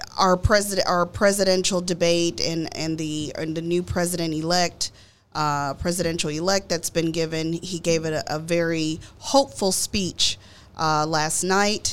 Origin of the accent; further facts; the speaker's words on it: Dallas, Texas, United States; I grew up in Oak Cliff, Texas